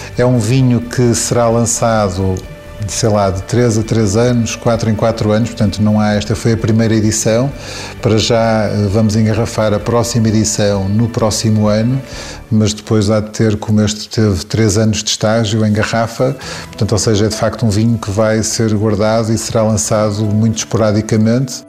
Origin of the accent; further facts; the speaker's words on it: Sabrosa, Norte, Portugal; é onde eu cresci, no fundo em, em Fermentões, ou seja, perto de Sabrosa